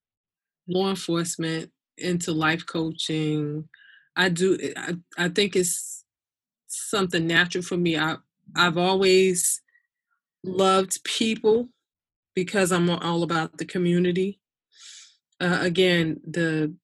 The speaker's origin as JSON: {"language": "English", "town": "Newark", "region": "New Jersey", "country": "United States", "tie": "born or raised there", "said": "I was born and raised in Newark, New Jersey."}